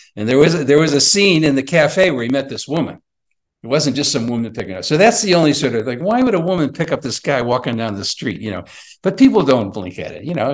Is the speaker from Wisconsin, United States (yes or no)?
no; Chicago, Illinois, United States; I'm from Chicago